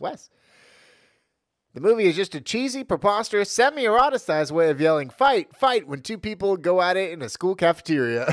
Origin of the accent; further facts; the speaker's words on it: Los Gatos, California, United States; I grew up on Los Gatos, uh, border, uh, in my early childhood.